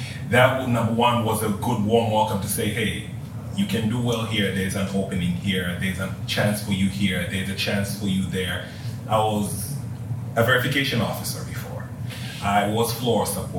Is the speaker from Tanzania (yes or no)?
yes; Tanzania; moved away; just in case you couldn't tell from the accent or anything, I'm from Africa. From Tanzania.